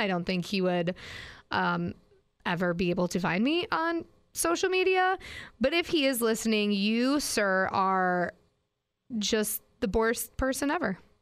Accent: Green Bay, Wisconsin, United States; Sure do, and I love it. Grew up there

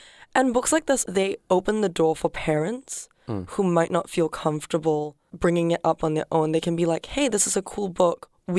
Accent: Singapore; I am from Singapore.

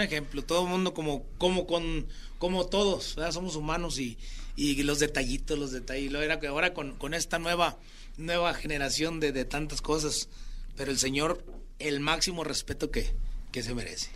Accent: Chiapas, Mexico; also born or lived in Mazatlán, Sinaloa; Chiapas, mi tierra

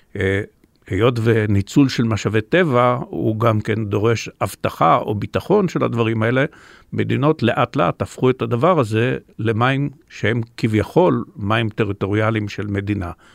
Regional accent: Israel; אני דווקא בן מושב

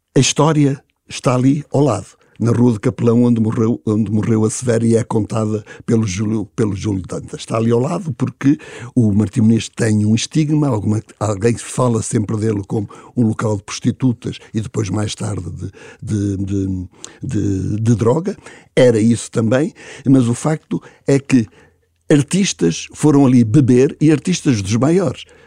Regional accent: Luanda, Luanda Province, Angola; now in Lisbon, Portugal; Lisboeta adotado como eu sou, o sou luandense

